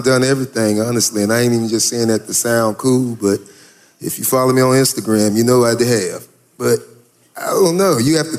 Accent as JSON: {"language": "English", "region": "Florida", "country": "United States", "said": "I'm from Florida. Yeah, so I don't fuck with that cold shit."}